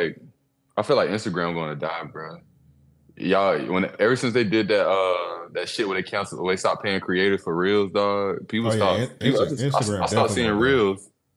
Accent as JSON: {"language": "English", "area": "Bay Area", "region": "California", "country": "United States", "said": "I come from the Bay Area, though, bro."}